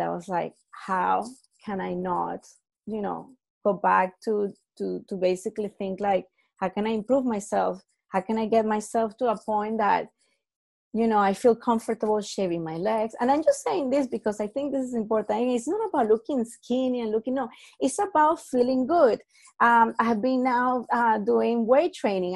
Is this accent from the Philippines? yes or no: no; Venezuela; I'm from Venezuela